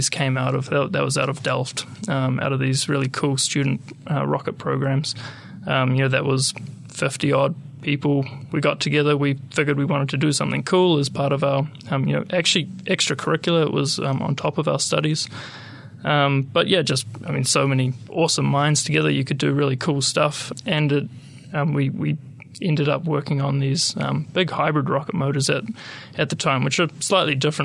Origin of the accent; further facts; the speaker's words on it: Hamilton, Waikato, New Zealand; also born or lived in Wellington / Netherlands / Germany; I'm a Kiwi. I was born in Wellington, raised in Hamilton. Did all my schooling and high school and stuff here